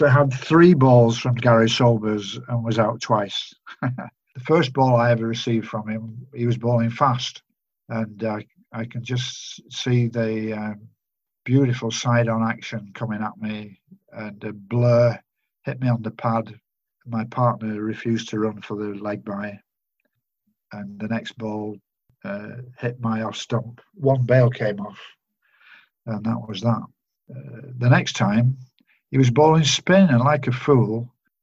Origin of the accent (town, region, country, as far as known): Manchester area, North West England, United Kingdom; born or raised there; moved away